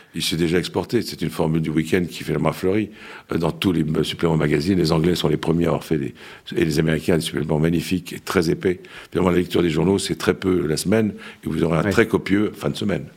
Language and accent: French; Lebanon; now in France; le Liban, mon pays d'origine